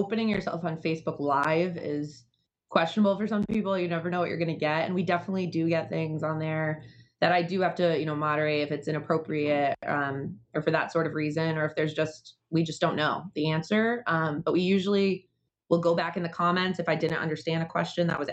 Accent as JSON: {"language": "English", "town": "Danbury", "region": "Connecticut", "country": "United States", "tie": "born or raised there", "said": "I grew up in Danbury as well"}